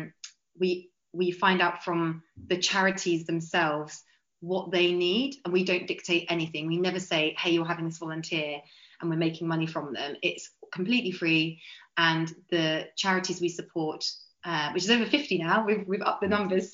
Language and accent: English; Clacton-on-Sea, East of England, United Kingdom; also born or lived in Greece / Serbia / Bosnia and Herzegovina / Samos; I'm from Clacton-on-Sea in Essex. So I live like a 2-minute walk from the sea